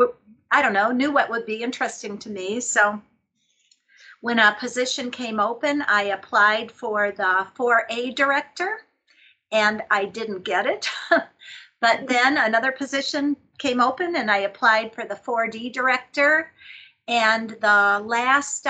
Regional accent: Chicago, Illinois, United States; moved away as an adult; now in Montana, United States; I'm from Chicago originally

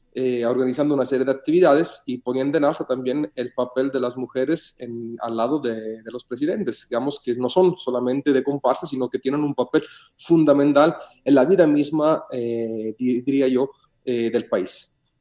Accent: Mexico; nos da orgullo como mexicano

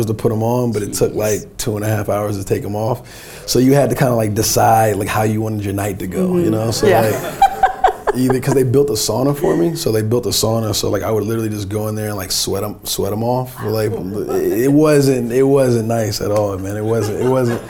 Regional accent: North New Jersey, United States; Me growing up in Jersey, North New Jersey

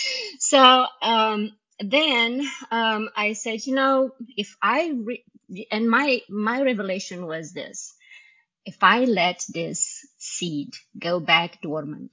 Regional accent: Romania; English is a second language; moved away as an adult; also born or lived in Indiana; now in United States; in Romanian because I did not speak English at the time

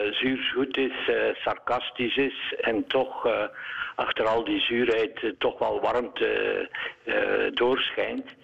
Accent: Eeklo, Flanders, Belgium; ik ben van Eeklo

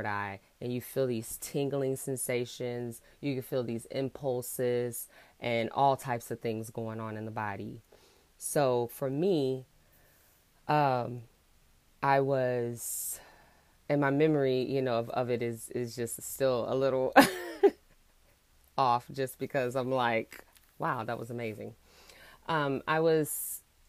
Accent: Houston, Texas, United States; I'm from Houston

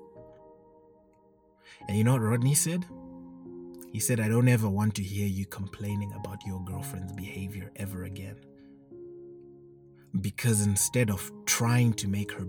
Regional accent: Zimbabwe; I come from Zimbabwe

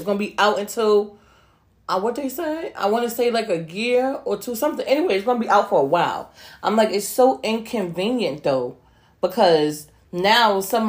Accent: New York City, New York, United States; as a New Yorker

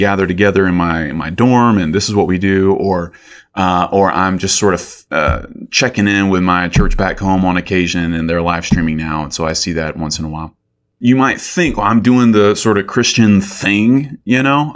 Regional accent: Columbus, Georgia, United States; moved away as an adult; also born or lived in Athens, Georgia; my hometown, Columbus

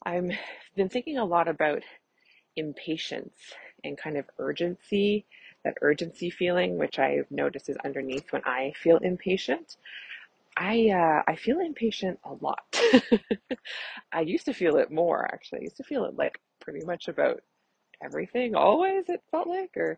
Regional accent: Canada; I'm a Canadian family physician

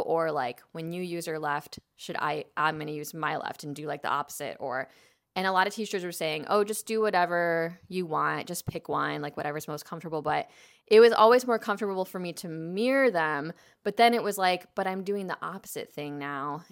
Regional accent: Chicago, Illinois, United States; now in Los Angeles, United States; I grew up in Chicago, but I grew up in the suburbs

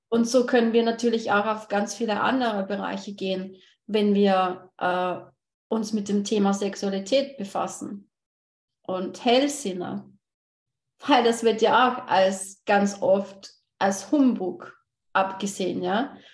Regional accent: Austria; ich komme aus Österreich

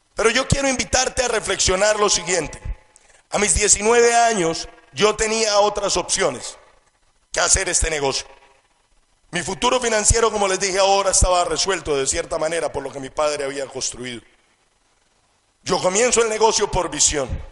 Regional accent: Colombia; Crezco en una familia con todas las condiciones y con toda la abundancia que cualquier jovencito quisiera tener. Estudio en uno de los mejores colegios del país

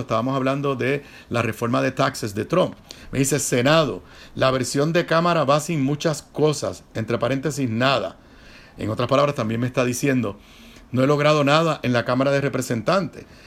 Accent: Puerto Rico

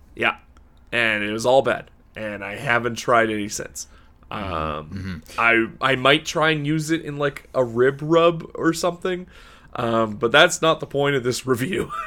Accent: Canada; Canada is not exactly known for our coffee pedigree

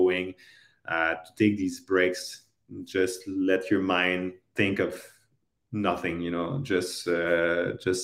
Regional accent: Canada; I'm a Canadian

